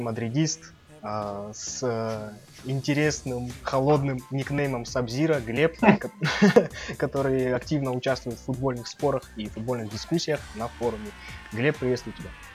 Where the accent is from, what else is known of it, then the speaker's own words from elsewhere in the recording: Bishkek, Kyrgyzstan; Я из Бишкека